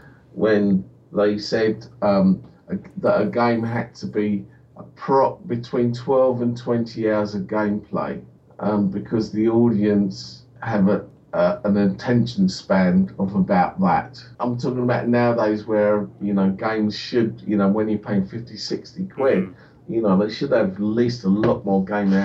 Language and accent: English; United Kingdom; And we're British, so therefore let's make a history book.